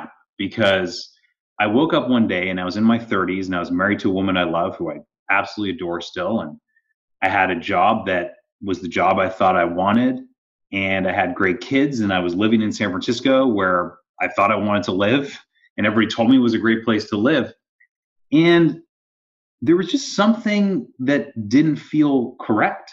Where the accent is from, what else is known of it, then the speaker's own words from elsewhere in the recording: Toronto, Ontario, Canada; moved away as an adult; also born or lived in Stanford, California; I grew up in Canada